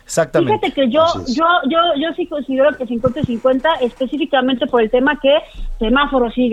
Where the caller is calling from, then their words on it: Oaxaca, Mexico; Buenas tardes, soy de Oaxaca, tengo mi Afore en Citibanamex.